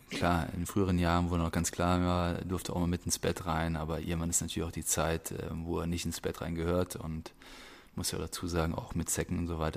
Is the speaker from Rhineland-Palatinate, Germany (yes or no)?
yes; Rhineland-Palatinate, Germany; dadurch, dass ich aber auch sehr ländlich aufgewachsen bin im Westerwald, da bist du mit Tieren aufgewachsen